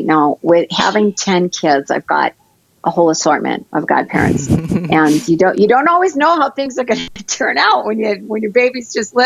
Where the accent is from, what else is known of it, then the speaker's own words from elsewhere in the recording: Michigan, United States; now in North Dakota, United States; because we live in North Dakota, and I'm originally from Michigan